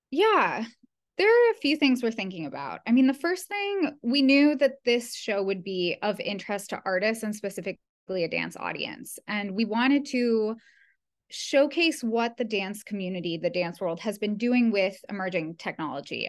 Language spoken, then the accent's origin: English; Ottawa, Ontario, Canada; I grew up in Canada, in Ottawa, Canada